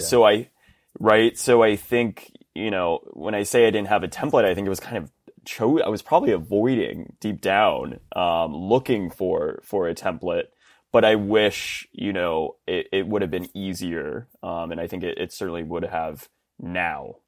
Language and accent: English; Round Rock, Texas, United States; I grew up in, in central Texas in a little town called Round Rock, which is right outside of Austin